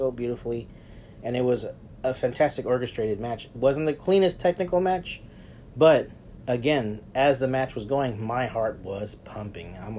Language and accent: English; Texas, United States; I'm from Texas, and I'm Hispanic